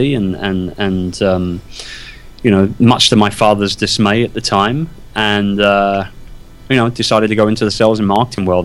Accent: London, United Kingdom; born and raised in London. Wimbledon, to be precise.

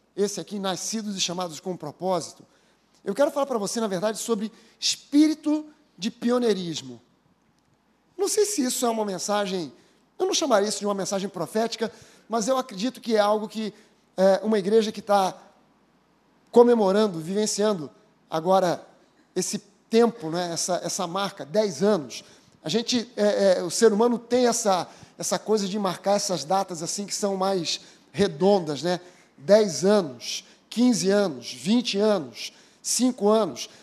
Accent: Brazil

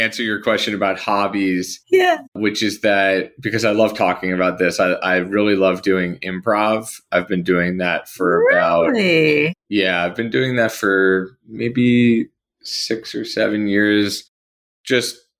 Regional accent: New Jersey, United States; moved away as an adult; also born or lived in Baltimore / Cairo; I grew up in New Jersey

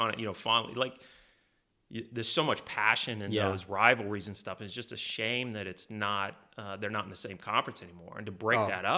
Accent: Kansas, United States; me growing up in Kansas

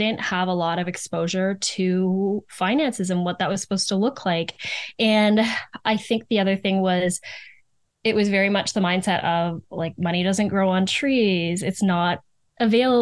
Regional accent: Muskoka, Ontario, Canada; I grew up in Muskoka

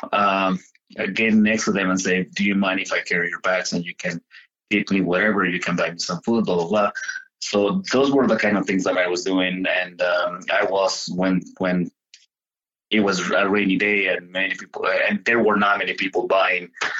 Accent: Mexico; now in United States; me growing up in Mexico

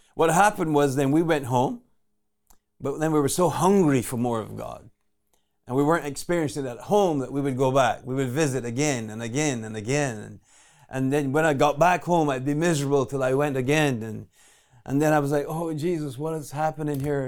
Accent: Barbados; I was born in Barbados

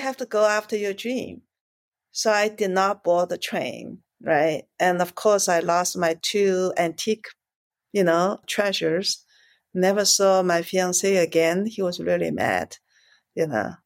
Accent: China; moved away; also born or lived in Shanghai; I grew up in China. I was born in Shanghai.

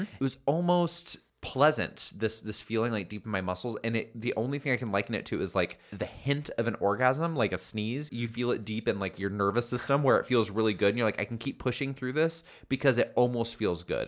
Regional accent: Indiana, United States; I grew up in Indiana

